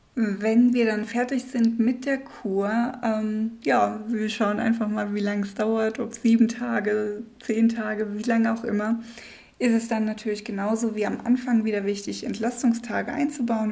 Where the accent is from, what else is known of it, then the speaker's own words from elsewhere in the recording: Germany; moved away; als Deutsche